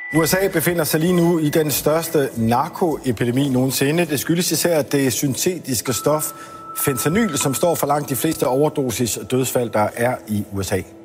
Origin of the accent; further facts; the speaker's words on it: Germany; now in Denmark; jeg er jo født og opvokset i Tyskland